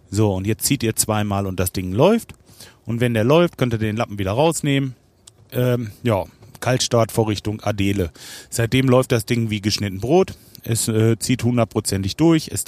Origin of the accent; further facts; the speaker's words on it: Rödinghausen, North Rhine-Westphalia, Germany; Ich bin am Feierabend und ich komme aus Rödinghausen